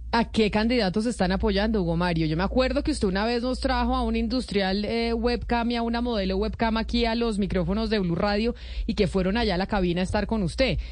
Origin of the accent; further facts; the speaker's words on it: Colombia; uno como mujer y como colombiana